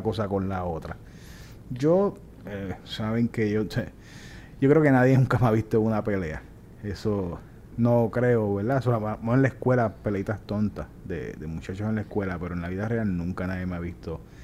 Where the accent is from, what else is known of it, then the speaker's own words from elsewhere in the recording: Puerto Rico; now in Florida, United States; así somos los boricuas